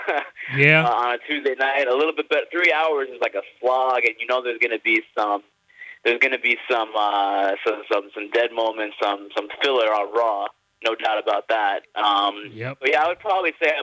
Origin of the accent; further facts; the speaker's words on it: New York, United States; moved away as an adult; now in Los Angeles, United States; growing up in New York, obviously, for most of my life, the first 30 years of my life